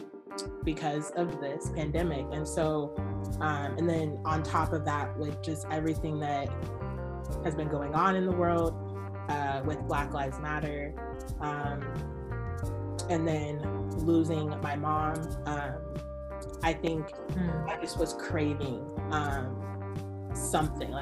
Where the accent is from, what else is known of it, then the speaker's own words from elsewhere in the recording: Spokane, Washington, United States; I grew up basically in Spokane